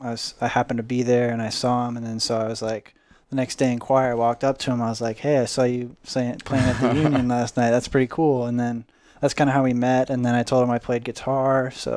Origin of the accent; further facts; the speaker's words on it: Omaha, Nebraska, United States; moved away as an adult; now in Denton, United States; So I'm originally from Omaha, Nebraska. So I came to UNT in 2017